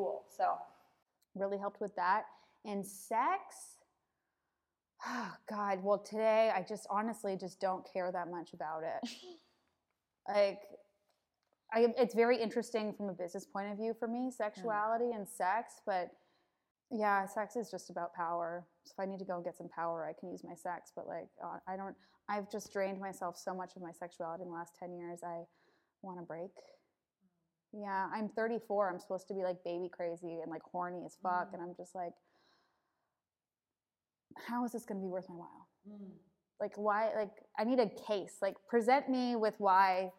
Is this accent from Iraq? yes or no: no; Canada; I'm Canadian.